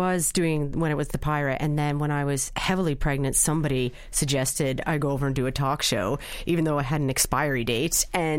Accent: Canada; now in Ireland; I'm from Canada.

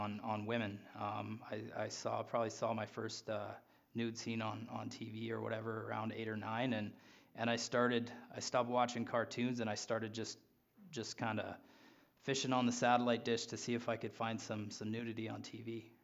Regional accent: Regina, Saskatchewan, Canada; I was born in Regina

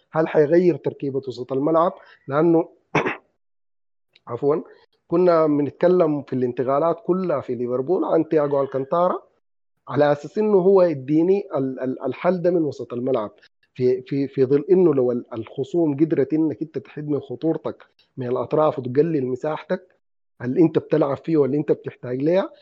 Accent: Sudan; عندنا في السودان

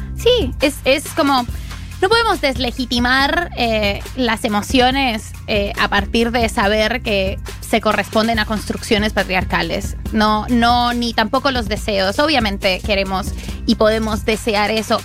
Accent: Colombia; yo soy colombiana

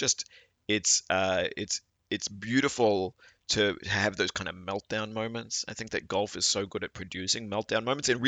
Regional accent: Australia; am an Australian, and you know, Australia is a sporting culture, and I grew up watching a lot of sports.

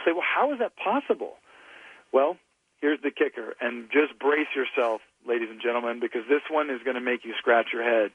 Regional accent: Louisiana, United States; blue-collar guys that I grew up with in Louisiana

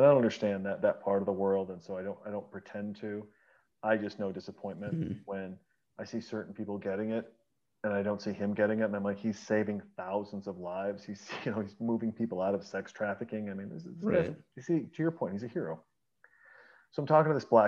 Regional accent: Montana, United States; moved away; And I was raised in Montana

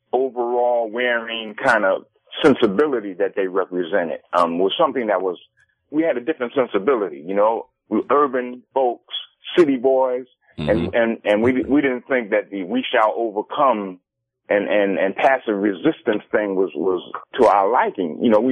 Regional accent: New York, United States; I'm from New York

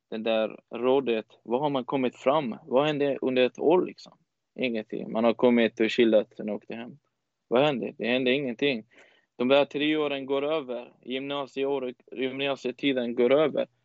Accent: Afghanistan; also born or lived in Iran; Om jag sitter med en iranier utan att jag säger jag kommer från Afghanistan, han kommer aldrig kunna identifiera mig till jag är från Afghanistan.

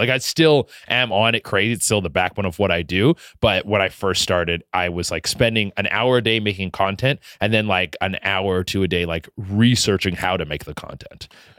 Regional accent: Vancouver, British Columbia, Canada; accent: Canadian; moved away; also born or lived in Toronto; I'm from Vancouver. Well, Vancouver area.

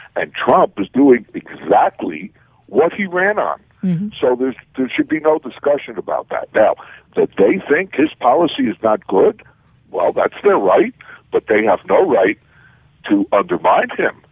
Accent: United States; as an American

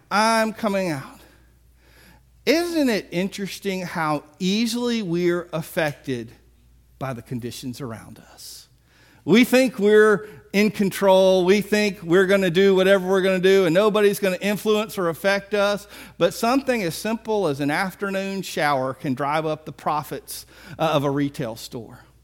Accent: Biloxi, Mississippi, United States; I'm from Biloxi

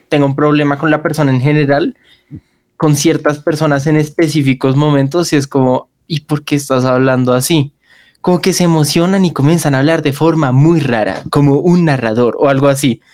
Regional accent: Bogotá, Colombia; accent: rolo; yo soy 100% rolo y se nota en mi forma de hablar

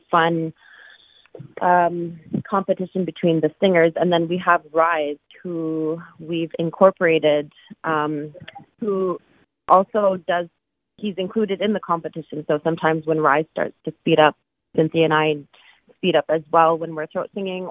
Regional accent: the Arctic, Canada; moved away; we grew up in the Arctic and we're, you know, grew up in our culture.

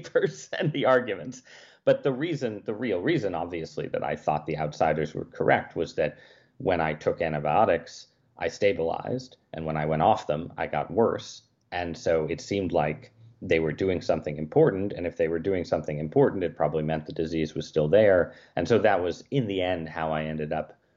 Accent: Connecticut, United States; moved away; also born or lived in Washington, D.C.; I grew up in Connecticut

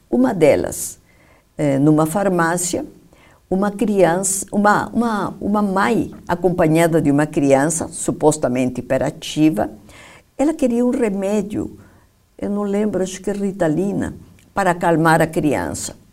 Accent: Peru; now in Brazil; Eu mesma, sabe que nem sei se eu sou peruana do Brasil ou brasileira do Peru.

